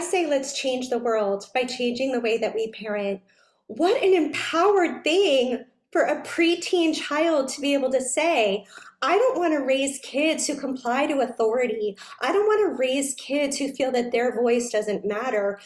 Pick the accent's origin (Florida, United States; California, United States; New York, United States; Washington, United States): New York, United States; I was a very serious dancer growing up in New York